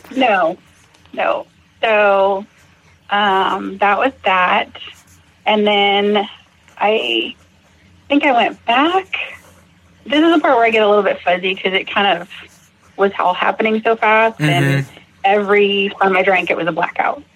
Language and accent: English; Massachusetts, United States; now in Fort Worth, United States; I grew up in Massachusetts